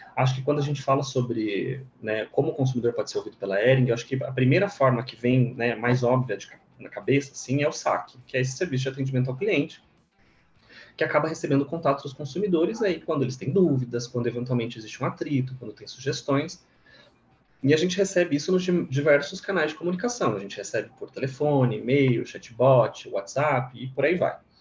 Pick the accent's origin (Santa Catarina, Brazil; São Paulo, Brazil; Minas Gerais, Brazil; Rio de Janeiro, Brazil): Santa Catarina, Brazil; Monte Castelo; moved away; also born or lived in Florianópolis; eu sou de Santa Catarina, eu sou do interior do estado, de uma cidade bem pequena, de Santa Catarina, chama Monte Castelo